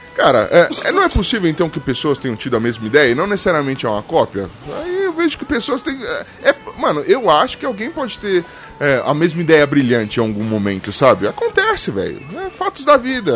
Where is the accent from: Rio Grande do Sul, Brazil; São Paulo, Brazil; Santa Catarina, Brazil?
São Paulo, Brazil; eu sou de Itaquera, zona leste de São Paulo